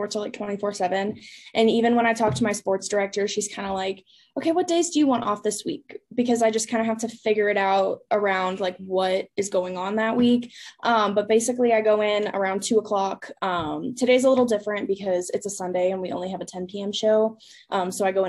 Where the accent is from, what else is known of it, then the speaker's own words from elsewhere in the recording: Dallas, Texas, United States; also born or lived in Fort Worth, Texas; now in Lubbock, United States; I'm from Dallas, Texas, like a suburb in Dallas.